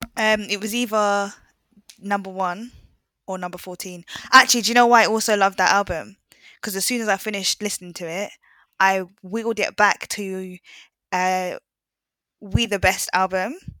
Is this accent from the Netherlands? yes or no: no; Jamaica; I'm Jamaican as well